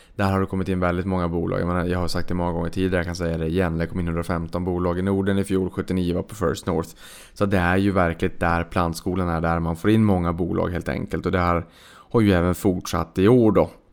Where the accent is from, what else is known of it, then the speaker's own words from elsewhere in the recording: Boden, Norrbotten County, Sweden; now in Stockholm, Sweden; uppe i Boden då där jag kommer ifrån